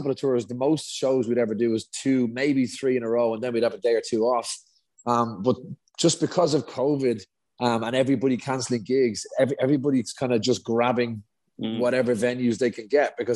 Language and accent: English; Dublin, Leinster, Ireland; we're both from Dublin